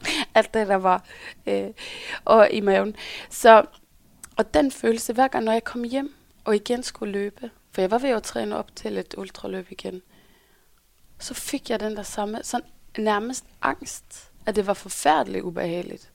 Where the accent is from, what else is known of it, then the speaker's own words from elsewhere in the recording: Norway; accent: Norwegian; Danish is a second language; now in Denmark; jeg kommer fra Norge